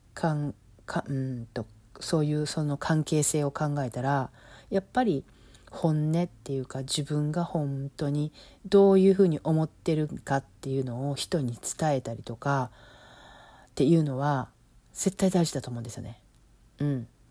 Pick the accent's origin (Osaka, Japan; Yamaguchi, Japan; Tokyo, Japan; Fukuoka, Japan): Osaka, Japan; accent: Osaka dialect (Kansai-ben); moved away as an adult; now in Los Angeles, United States; 今は関西弁私大阪出身やから大阪弁で喋って喋るようにするんですけど